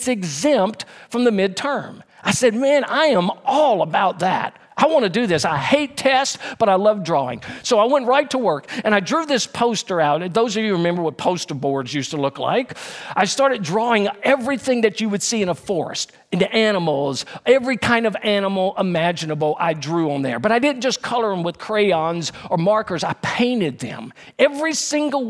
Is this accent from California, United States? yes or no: no; Baton Rouge, Louisiana, United States; also born or lived in Denham Springs, Louisiana; when I was a freshman in high school, we moved from Baton Rouge, Louisiana to Denham Springs, Louisiana